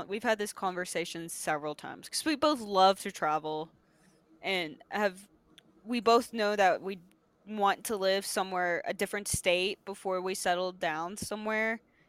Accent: Texas, United States; moved away; I grew up in Texas.

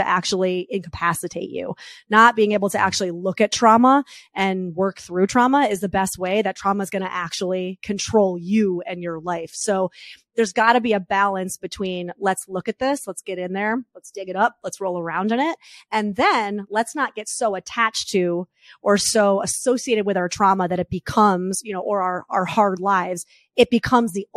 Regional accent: New York, United States; I'm a New Yorker.

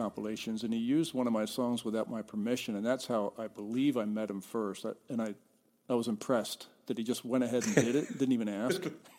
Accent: Mount Ephraim, New Jersey, United States; I'm from Camden, New Jersey. I'm actually from a town right next to Camden, New Jersey, called Mount Ephraim, and Camden is right across the river from Philadelphia.

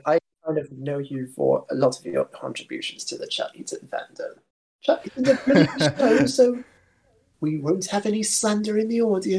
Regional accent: United Kingdom; As you can tell, I am British

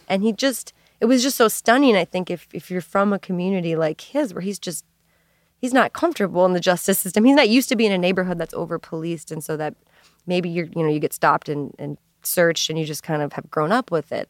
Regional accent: Minneapolis, Minnesota, United States; moved away as an adult; also born or lived in Saint Louis; I grew up in Minneapolis

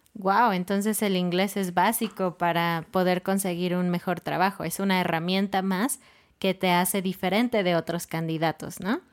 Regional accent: Mexico City, Mexico; now in Querétaro, Mexico; nosotros somos de Ciudad de México y ahora estamos en Querétaro

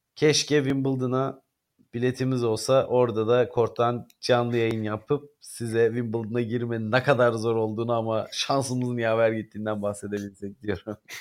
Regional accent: Stuttgart, Baden-Württemberg, Germany; moved away; Stuttgart ki benim doğduğum şehirdir

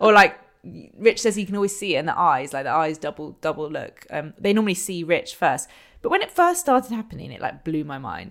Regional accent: London, United Kingdom; Growing up in London

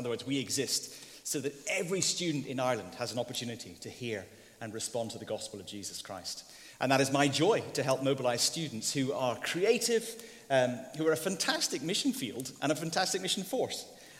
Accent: Indonesia; I grew up in Indonesia because my parents were missionaries.

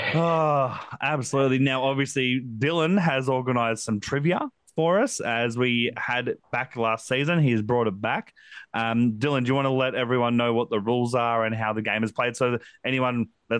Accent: Queensland, Australia; as a Queenslander myself

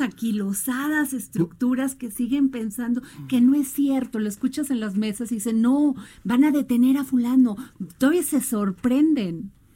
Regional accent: Veracruz, Mexico; mi pueblo Veracruz

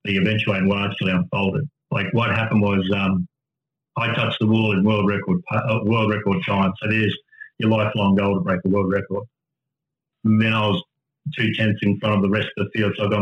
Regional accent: Rockhampton, Queensland, Australia; My family growing up in Rockhampton, we went for funerals and weddings only to church

